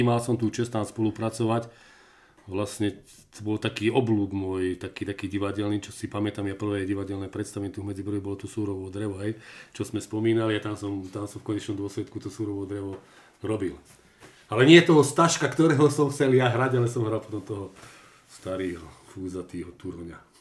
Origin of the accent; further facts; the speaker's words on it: Medzibrod, Banská Bystrica Region, Slovakia; u nás v Medzibrode